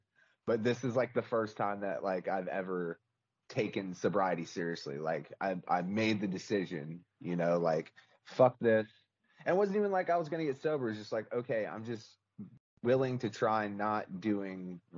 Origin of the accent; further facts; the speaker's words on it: Charleston, South Carolina, United States; born and raised in Charleston.